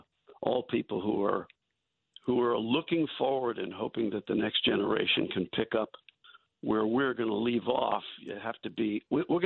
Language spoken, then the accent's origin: English; New York City, New York, United States; When you and I were growing up in New York City